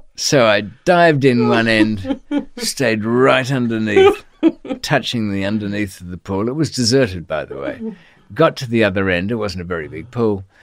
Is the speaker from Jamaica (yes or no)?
no; Australia; accent: Australian; I was on Australian passport